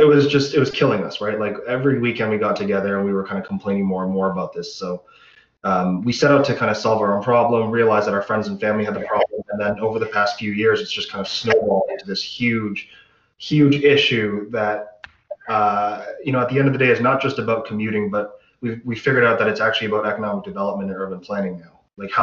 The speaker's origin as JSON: {"language": "English", "town": "Pickering", "region": "Ontario", "country": "Canada", "tie": "born or raised there", "said": "We grew up together in Pickering."}